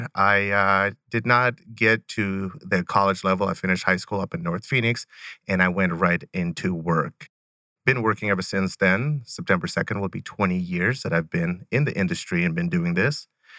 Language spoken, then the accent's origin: English; Rostov, Rostov Oblast, Russia; born there; I was originally born in Rostov, Russi